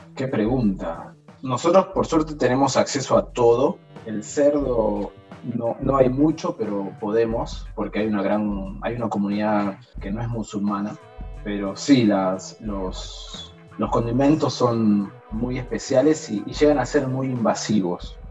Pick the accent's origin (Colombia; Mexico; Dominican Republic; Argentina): Argentina; moved away as an adult; also born or lived in Iraq; now in Jordan; acá en Jordania somos muy pocos argentinos, muy poquitos